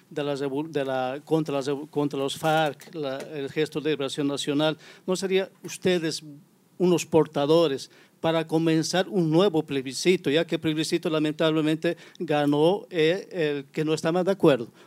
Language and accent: Spanish; Bolivia; now in São Paulo, Brazil; soy boliviano. Disculpa a las personas, voy a hablar en español. Yo vivo aquí más de 10 años en Sao Paulo, Brasil.